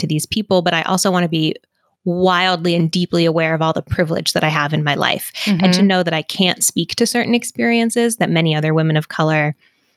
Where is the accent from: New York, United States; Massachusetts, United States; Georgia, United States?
Massachusetts, United States; moved away; I'm from Massachusetts originally